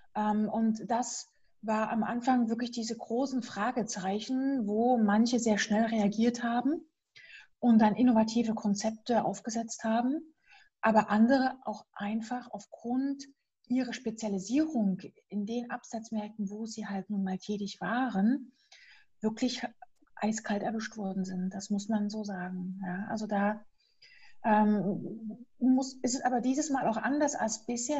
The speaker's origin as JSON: {"language": "German", "area": "Dresden area", "region": "Saxony", "country": "Germany", "also_born_or_lived": "Kiel", "moved": "yes", "said": "ich komme ja aus der Dresdner Ecke"}